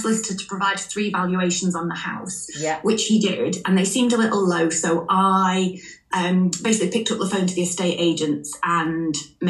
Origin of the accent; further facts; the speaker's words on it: England, United Kingdom; also born or lived in Scotland; We had our marital life in Scotland, but I am English. I now live in England.